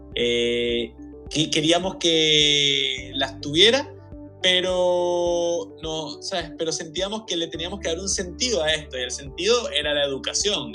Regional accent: Venezuela; also born or lived in Chile; yo soy venezolano y chileno y mi esposa es venezolana y portuguesa, entonces siempre como que hemos tenido familia fuera de Venezuela

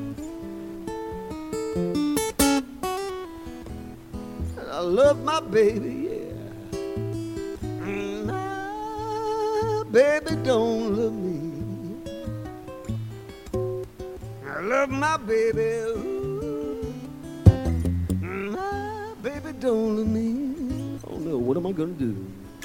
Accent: Malmesbury, Victoria, Australia; moved away; also born or lived in Melbourne; So I'm from Central Victoria. I grew up in Malmesbury, that's where I'm from.

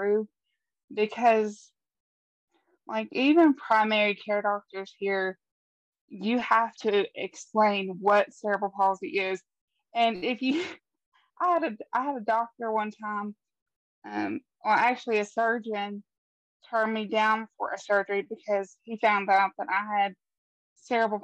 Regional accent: West Virginia, United States; born and raised here in West Virginia, and that's pretty much all I know

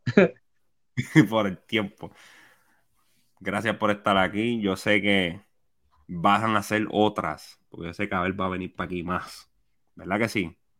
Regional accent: Puerto Rico; yo como puertorriqueño

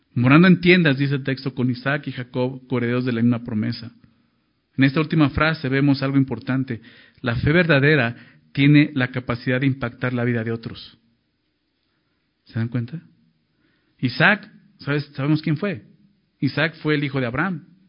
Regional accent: Mexico; Somos mexicanos

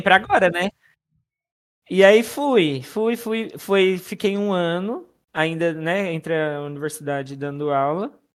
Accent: Sandovalina, São Paulo, Brazil; also born or lived in Presidente Prudente; nascido em Presidente Prudente, né? Mas sou de Sandovalina, né? Interior de São Paulo

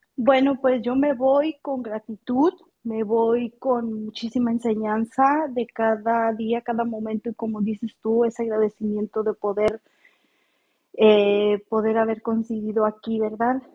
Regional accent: Mexico; now in California, United States; yo soy mexicana

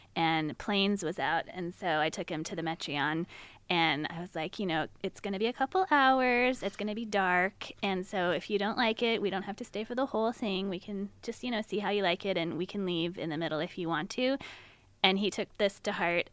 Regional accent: Davis, California, United States; now in San Francisco, United States; I grew up in Davis

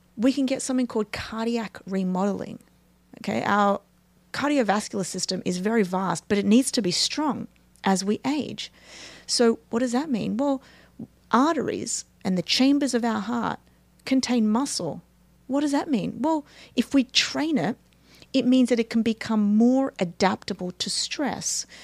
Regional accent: Australia; moved away; I'm from Australia

